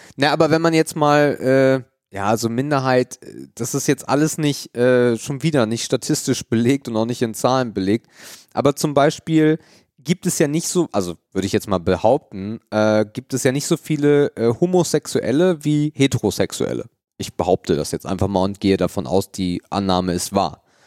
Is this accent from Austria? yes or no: no; Germany; bei uns in Deutschland